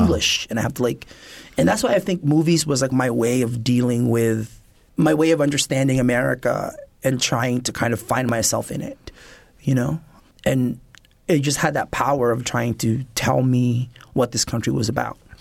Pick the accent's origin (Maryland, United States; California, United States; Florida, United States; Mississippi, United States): California, United States; also born or lived in Philippines; growing up in California